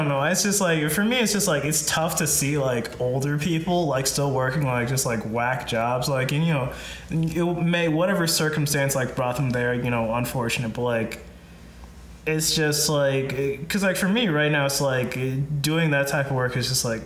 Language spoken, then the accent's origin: English; Minnesota, United States; We're originally from Minnesota